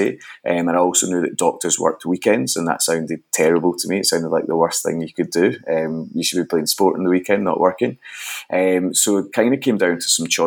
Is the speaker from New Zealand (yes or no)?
no; Glasgow, Scotland, United Kingdom; I grew up in Glasgow, Scotland.